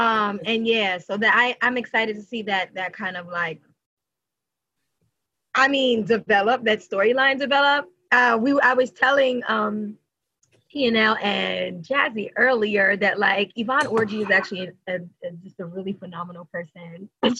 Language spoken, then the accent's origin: English; Haiti; I'm from Haitian.